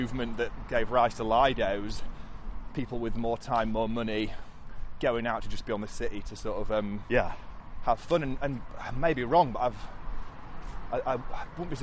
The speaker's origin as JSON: {"language": "English", "town": "Leeds", "region": "Yorkshire and the Humber", "country": "United Kingdom", "tie": "born or raised there", "said": "I grew up in North Leeds"}